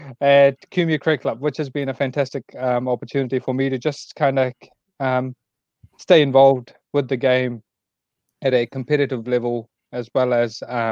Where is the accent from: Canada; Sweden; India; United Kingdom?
India; I was born in India